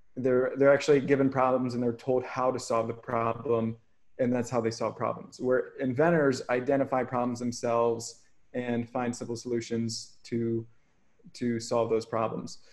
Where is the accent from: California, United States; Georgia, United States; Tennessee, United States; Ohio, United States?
Ohio, United States; now in Hawaii, United States; growing up in Ohio is like a pretty small, small farm town